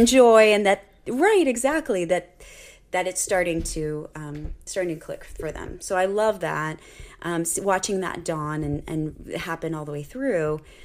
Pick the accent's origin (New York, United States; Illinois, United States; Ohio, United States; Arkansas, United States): Ohio, United States; Cincinnati; I grew up in the Cincinnati area